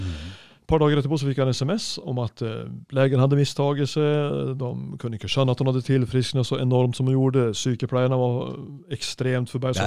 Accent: Sweden; moved away; jeg er svensk snekker

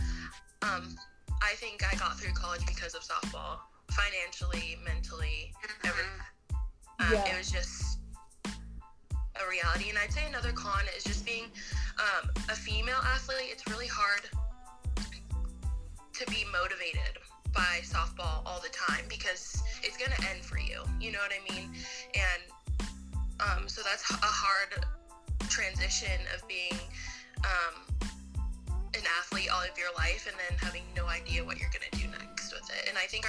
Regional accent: Lakewood, Colorado, United States; I'm from Lakewood, Colorado.

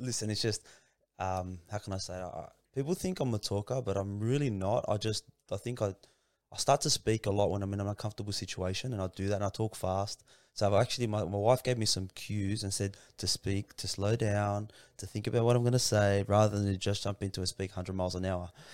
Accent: Sydney, New South Wales, Australia; also born or lived in Kingswood / Lakemba / Revesby / Padstow; most of my childhood was, uh, spent in Punch Bowl, man. I grew up in Punch Bowl

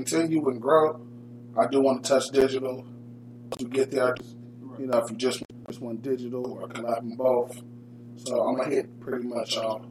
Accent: Dayton, Ohio, United States; I'm from Dayton.

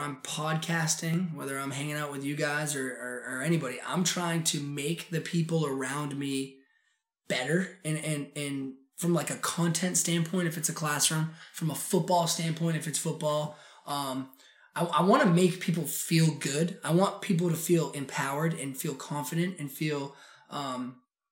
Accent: Portland, Maine, United States; also born or lived in Sacopee Valley, Maine / Oregon; I grew up in Portland, Maine, and having gone to Riverton Elementary School and Lincoln Middle School

